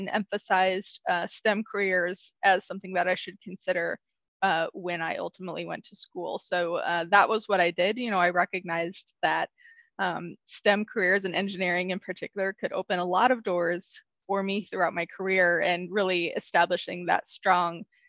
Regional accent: Southern Illinois, United States; moved away as an adult; also born or lived in Urbana-Champaign, Illinois / Texas / Chicago area, Illinois; I'm originally from a small rural town in Southern Illinois

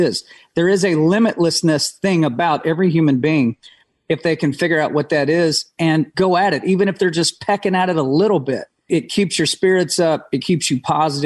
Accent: Amarillo, Texas, United States; I was raised in Amarillo, Texas

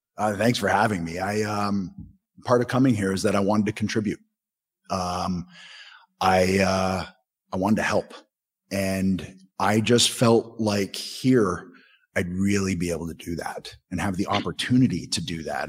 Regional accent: Southern Ontario, Canada; I'm a kid from Southern Ontario

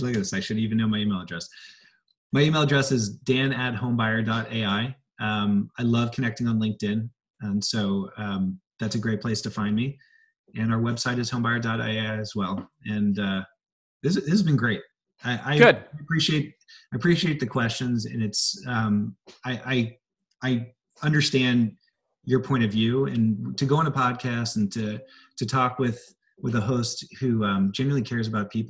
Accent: Philadelphia, Pennsylvania, United States; I grew up in Philly also.

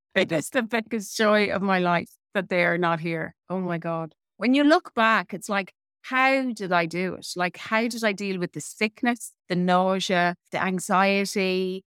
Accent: Midlands, Ireland; I had a really typical nineteen eighties upbringing in Ireland

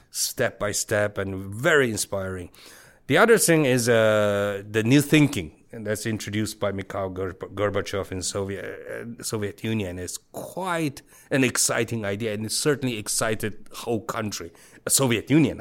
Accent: Beijing, China; English is a second language; moved away as an adult; now in Taiwan; I was born and raised in Beijing in Hepingli area

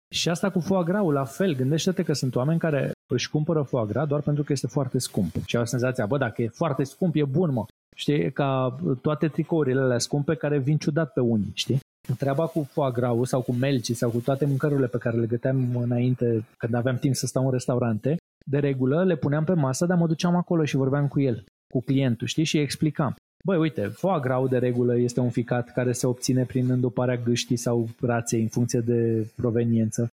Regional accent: Romania; noi ca români

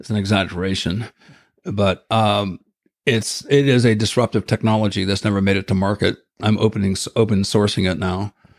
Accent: Ohio, United States; moved away; I grew up in Ohio

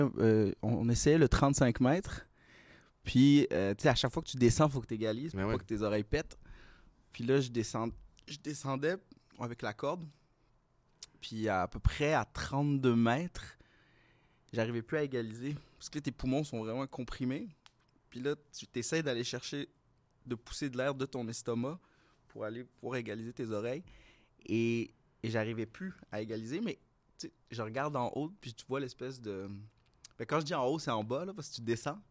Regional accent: Laval, Quebec, Canada; now in Montreal, Canada; j'ai grandi un peu à Montréal, mais j'ai passé la majeure partie de ma vie à Laval

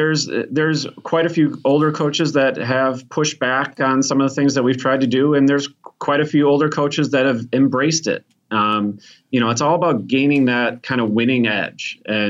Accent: Chicago, Illinois, United States; I'm from Chicago, man.

